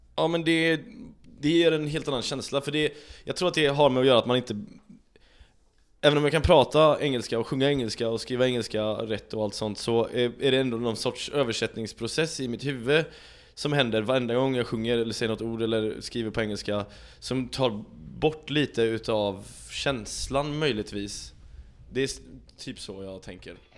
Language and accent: Swedish; Sweden; jag är svensk